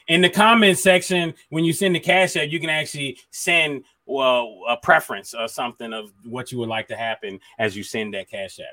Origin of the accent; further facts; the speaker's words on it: Miami, Florida, United States; I'm from Miami